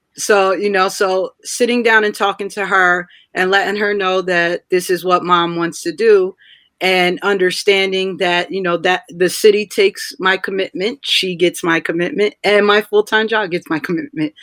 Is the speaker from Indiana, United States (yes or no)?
no; Rahway, New Jersey, United States; also born or lived in Tallahassee, Florida; I am from Rahway